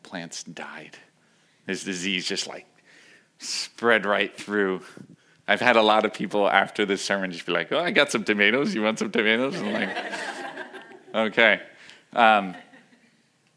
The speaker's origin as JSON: {"language": "English", "town": "New York City", "region": "New York", "country": "United States", "tie": "born or raised there", "also_born_or_lived": "Volcano Island", "moved": "as an adult", "said": "I grew up in New York City in an apartment"}